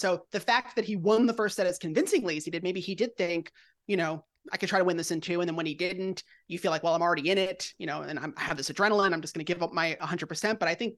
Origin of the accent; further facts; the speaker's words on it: Long Island, New York, United States; I'm from Long Island. We do the same.